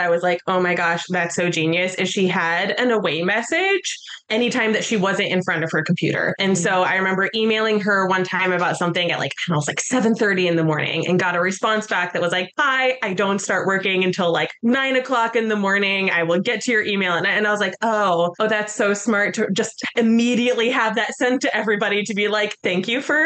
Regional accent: Colorado, United States; now in New York City, United States; I'm originally from Colorado

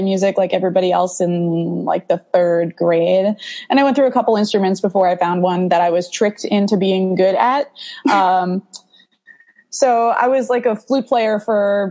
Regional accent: Danbury, Connecticut, United States; I'm from Danbury, Connecticut. So we had this teeny little club in our city

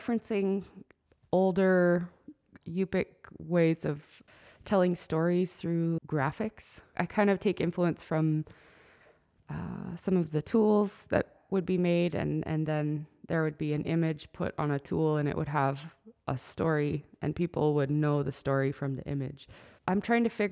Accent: Dillingham, Alaska, United States; also born or lived in Anchorage; now in Aleknagik, United States; I grew up in Dillingham and in Anchorage. We went back and forth a lot, but mostly Dillingham.

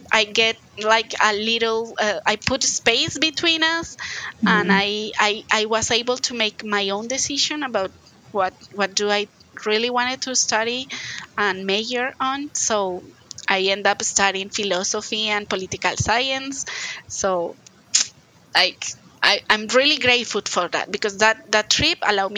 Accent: Bogotá, Colombia; English is a second language; moved away as an adult; also born or lived in Alexandria, Virginia, United States; I come from Bogota. That's the capital city of Colombia. I didn't move at all. Like, I was in Bogota my whole childhood and my whole college years.

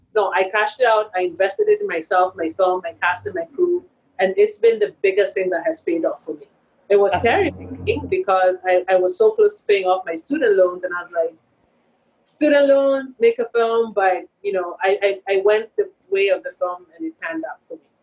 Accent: Kenya; moved away as an adult; also born or lived in Boston; When I was growing up in Kenya, there wasn't a film school, which is why I went mm-hmm. to mm. film school in Boston.

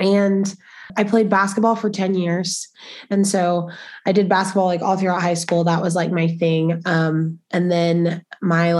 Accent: Spring, Texas, United States; now in Lubbock, United States; I'm from Spring, Texas, which is like North Houston area. My mom on her own raised me

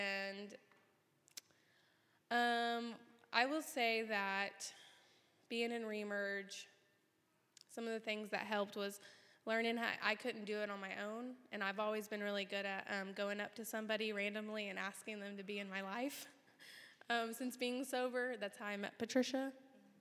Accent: Burns Flat, Oklahoma, United States; I grew up in Burns Flat, Oklahoma, and I was raised primarily by my grandmother

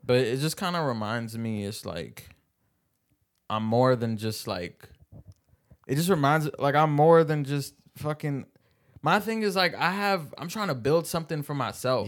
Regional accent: Seattle, Washington, United States; I was born in Seattle

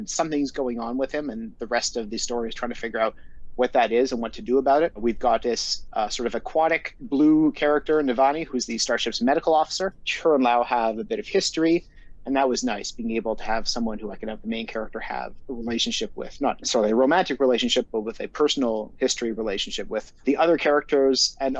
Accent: Montreal, Quebec, Canada; So I'm from Montreal originally. I'm an English Montreal or an Anglo. The political context of my upbringing was the second Quebec referendum, 1995, October 30th

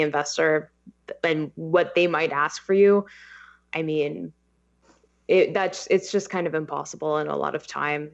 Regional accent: Los Angeles, California, United States; I am born and raised in Los Angeles. Um, been here my whole life

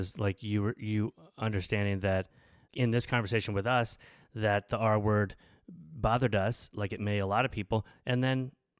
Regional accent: the South, United States; growing up in the South

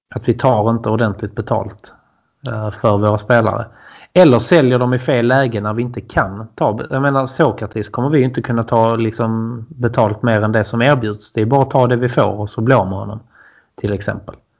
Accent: Bjärred, Skåne, Sweden; Jag är från Bjärred också

